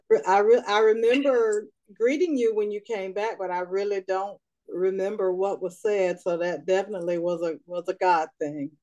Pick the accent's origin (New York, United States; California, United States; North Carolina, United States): North Carolina, United States; Raleigh; I am from Raleigh, North Carolina, and I am the youngest of four.